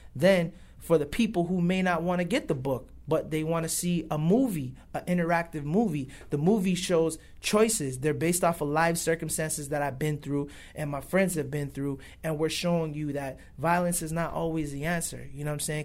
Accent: Buffalo, New York, United States; also born or lived in Toronto, Canada / Los Angeles; I was born in Toronto, raised in Buffalo, New York

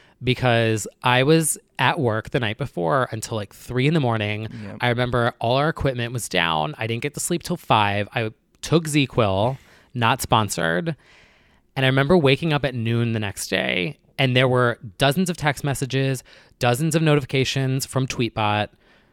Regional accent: New Jersey, United States; Call it out. Yeah. I'm from New Jersey.

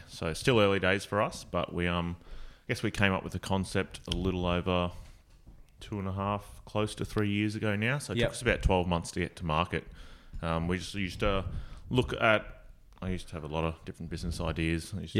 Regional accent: Magnetic Island, Queensland, Australia; I grew up on Magnetic

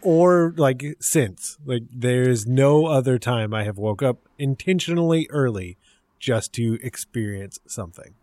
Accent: Central California, United States; also born or lived in Texas; growing up, I was in Central California, and that is still where I live

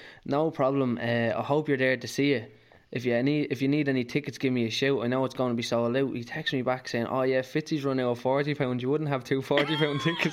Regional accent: Naas, Ireland; I'm from Nace, I'm from Sarta

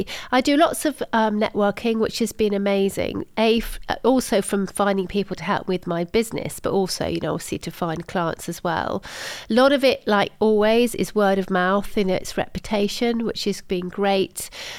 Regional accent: Salisbury, South West England, United Kingdom; also born or lived in Germany; in Salisbury in Wiltshire. So that's kind of where I sort of feel I'm from.

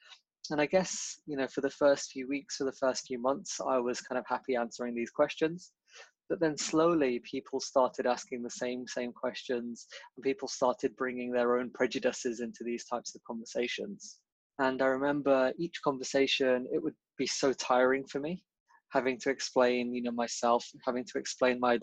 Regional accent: Birmingham, West Midlands, United Kingdom; I was born and raised in Birmingham, in Handsworth.

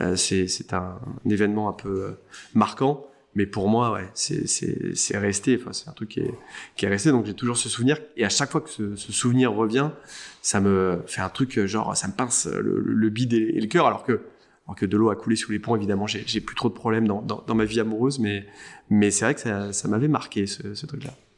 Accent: Saint-Cloud, Île-de-France, France; J'ai passé mon enfance euh, en banlieue parisienne, euh, Saint-Cloud, euh, qui est plutôt une banlieue chic

